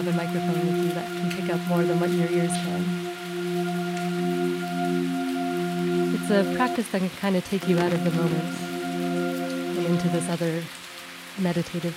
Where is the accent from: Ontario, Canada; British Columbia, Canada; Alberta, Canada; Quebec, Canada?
Ontario, Canada; Toronto; moved away as an adult; now in Peterborough, Canada; I grew up in Toronto